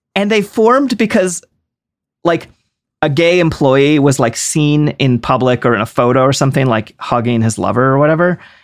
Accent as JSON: {"language": "English", "region": "East Coast", "country": "United States", "said": "I'm from the East Coast"}